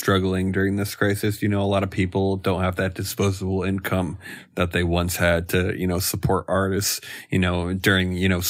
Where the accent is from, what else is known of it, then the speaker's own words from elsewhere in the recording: Northeast, United States; You know, we're from the Northeast.